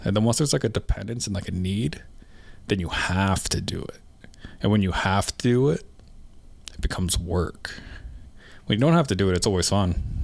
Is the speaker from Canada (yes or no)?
yes; Canada; now in Alberta, Canada; I'm from Canada. I'm Canadian.